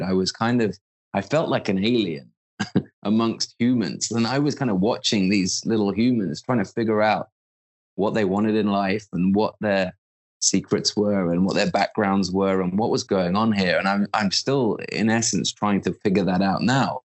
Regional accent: the Midlands of the UK, United Kingdom; I was brought up in the Midlands of the UK in a kind of blue collar town

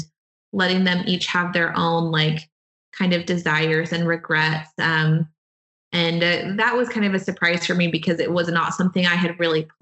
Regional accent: Friendswood, Texas, United States; now in Houston, United States; I grew up in a suburb of Houston and I live in Houston now

